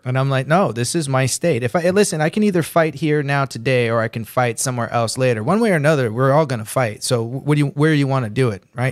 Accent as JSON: {"language": "English", "town": "Santa Ana", "region": "California", "country": "United States", "tie": "born or raised there", "said": "I was born right here in California. I was ra-, I was born in Santa Ana. I was, uh, raised here."}